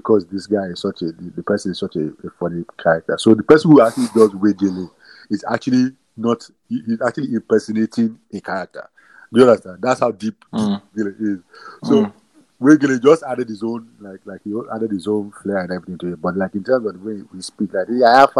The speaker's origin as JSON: {"language": "English", "country": "Nigeria", "tie": "born or raised there", "also_born_or_lived": "England", "said": "I was born in England, and then but we moved to Nigeria"}